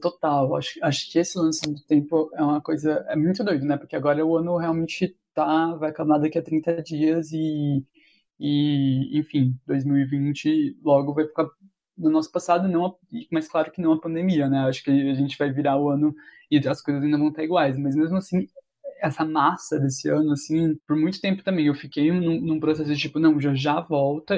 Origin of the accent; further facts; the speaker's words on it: interior of São Paulo, Brazil; moved away as an adult; now in São Paulo, Brazil; Eu sou do interior de São Paulo, aí eu vim para cá com 18 anos